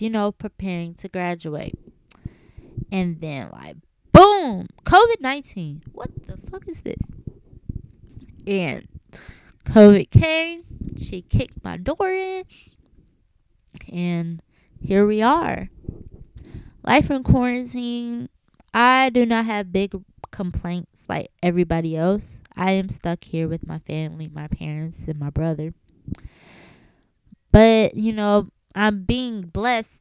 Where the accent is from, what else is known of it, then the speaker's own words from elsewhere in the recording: Chicago, Illinois, United States; I'm from Chicago, Illinois. I was born and raised on the south side of Chicago